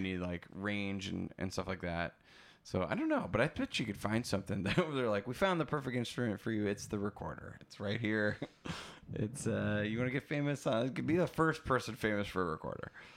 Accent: Oshkosh, Wisconsin, United States; I'm from Wisconsin

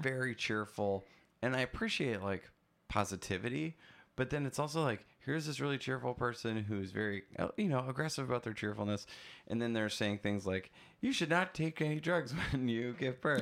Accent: Oshkosh, Wisconsin, United States; I'm from Wisconsin

